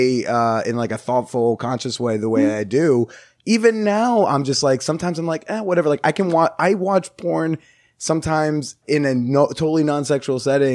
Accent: California, United States; I'm from Cali, like I got this.

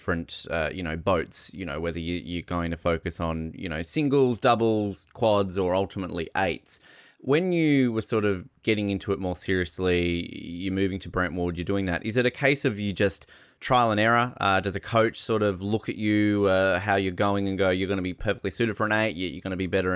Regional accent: Australia; moved away; also born or lived in Victoria, Canada; as an Australian

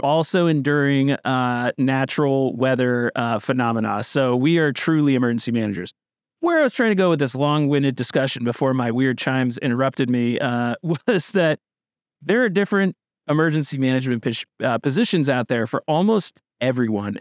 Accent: Northern Vermont, United States; I'm from Northern Vermont

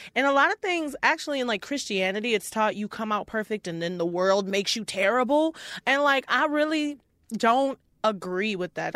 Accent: Houston, Texas, United States; moved away as an adult; also born or lived in Detroit; now in Minneapolis, United States; Born in Detroit, and then when I was ten years old, I moved to Houston

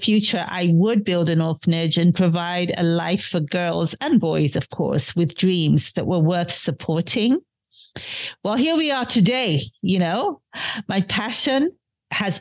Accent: Nigeria; also born or lived in London, United Kingdom; now in Washington, D.C., United States; I was born in London, in the United Kingdom, many years ago. But, you know, it's interesting. I went back to Nigeria as a young, very young child. I was actually only a few weeks old as a baby. And I grew up in Nigeria

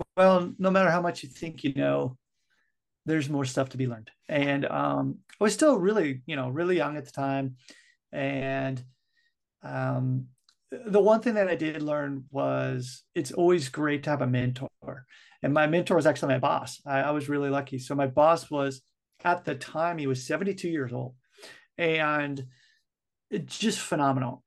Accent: United States; also born or lived in Japan; I'm from the United States

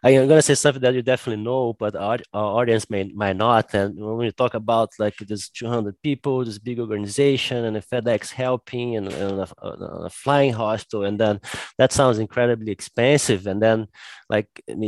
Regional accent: Brazil; I'm from Brazil

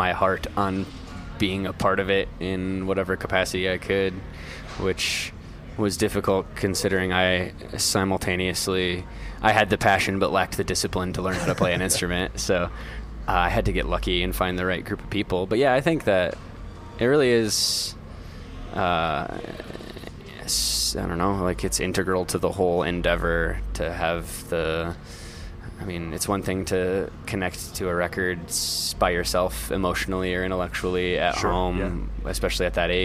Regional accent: Midwest, United States; accent: nasally Midwestern; a horrendously nasally Midwestern accent

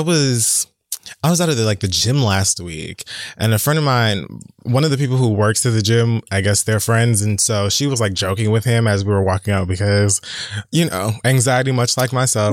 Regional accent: Miami, Florida, United States; now in New York City, United States; growing up in Miami

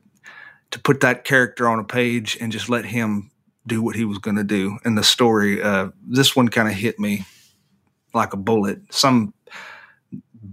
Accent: the South, United States; growing up in this part of the world

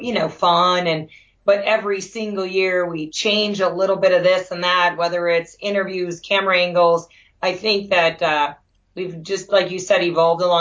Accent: Wisconsin, United States; I grew up in Wisconsin

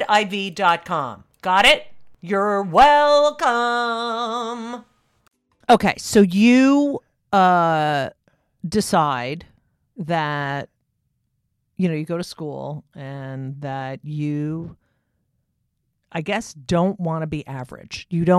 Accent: New Jersey, United States; Oh, I love. Yeah. Well, I'm from New Jersey.

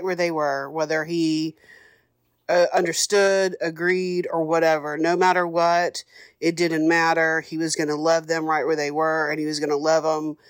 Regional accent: Florida, United States; I am from Florida

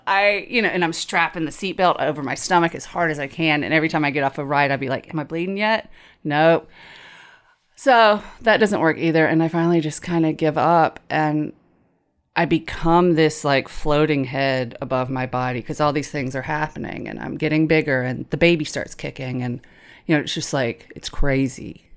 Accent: Tifton, Georgia area, United States; She wanted me to go to the local community college. Abraham Baldwin Agricultural College.

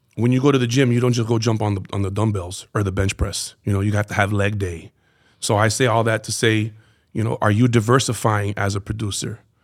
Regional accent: Miami, Florida, United States; so growing up in Miami

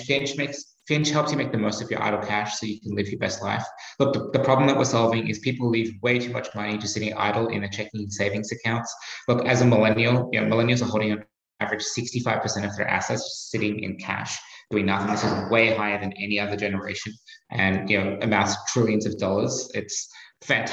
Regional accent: Australia; accent: Australian; moved away as an adult; also born or lived in Asia / Boston; now in United States; you can probably tell from my accent, I'm Australian

